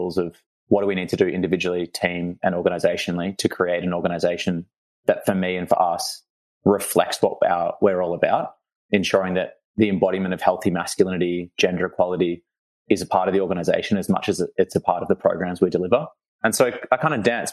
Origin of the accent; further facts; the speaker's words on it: Melbourne, Victoria, Australia; I was born and bred in Melbourne. I went to school in the eastern suburbs